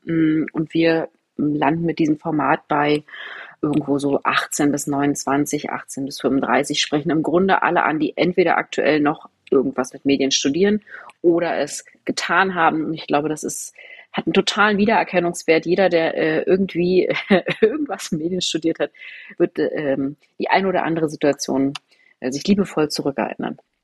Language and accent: German; Potsdam, Brandenburg, Germany; Ich bin in Potsdam groß geworden